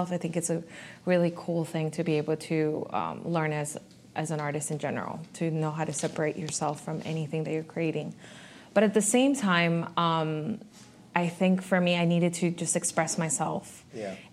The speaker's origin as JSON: {"language": "English", "town": "Miami", "region": "Florida", "country": "United States", "said": "I'm honestly from a lot of different places, but I feel very confident now in saying that I am from Miami."}